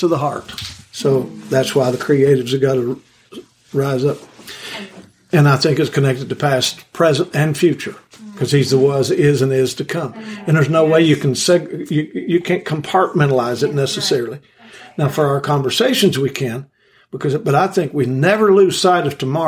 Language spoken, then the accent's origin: English; Kentucky, United States; I'm from Kentucky. And I absorb that culture, and I absorb those mannerisms.